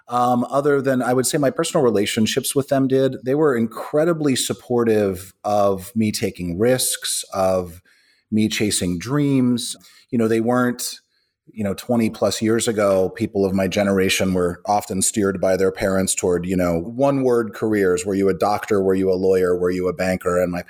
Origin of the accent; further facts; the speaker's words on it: Pittsburgh, Pennsylvania, United States; I grew up in Pittsburgh, a little east of Pittsburgh, actually a little more in the woods. I'm kind of 50% redneck, as I like to say, sort of grew up in the hills of Appalachia